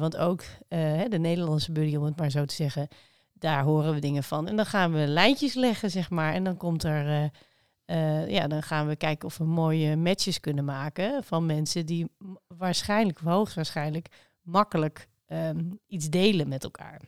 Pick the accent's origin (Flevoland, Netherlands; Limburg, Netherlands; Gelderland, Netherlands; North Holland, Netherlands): Gelderland, Netherlands; Zutphen; moved away as an adult; also born or lived in Amsterdam; ik ben in Zutphen opgegroeid en ik heb eh, iets van twaalf jaar in uh, Amsterdam omgeving gewoond.